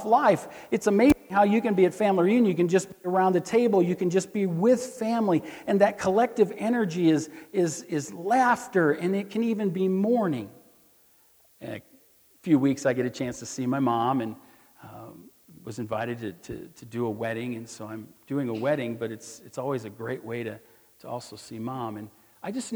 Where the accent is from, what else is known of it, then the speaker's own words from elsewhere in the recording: Missouri, United States; I'm from Missouri